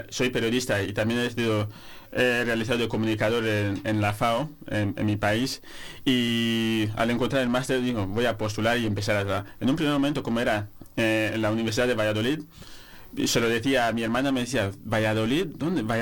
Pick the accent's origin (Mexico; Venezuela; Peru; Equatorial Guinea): Equatorial Guinea; Annobón; moved away as an adult; also born or lived in Malabo; now in Segovia, Spain; Soy de Andobón, Guinea Ecuatorial. Vengo de Guinea Ecuatorial.